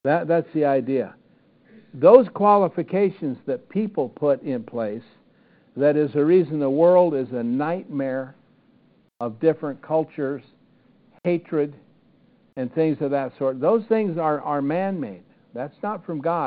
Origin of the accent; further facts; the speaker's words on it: Iowa, United States; I grew up in the Churches of Christ in Iowa